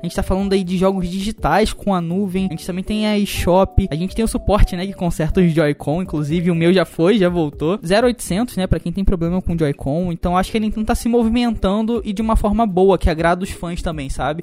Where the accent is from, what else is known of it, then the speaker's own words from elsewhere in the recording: Brazil; A gente é brasileiro